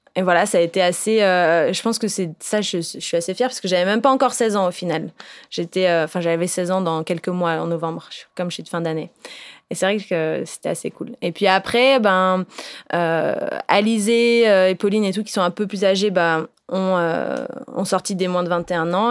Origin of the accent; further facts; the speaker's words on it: Réunion; je viens de La Réunion.